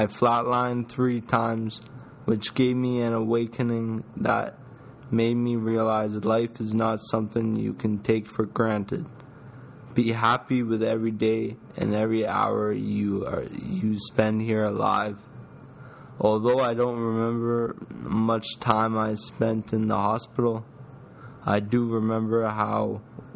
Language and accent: English; Ottawa, Ontario, Canada; now in Toronto, Canada; my hometown, Ottawa.